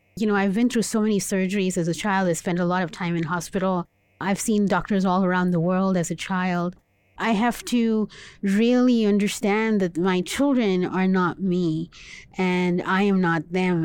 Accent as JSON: {"language": "English", "region": "Dubai", "country": "United Arab Emirates", "tie": "born or raised there", "said": "I was born and raised in Dubai. in the Middle East"}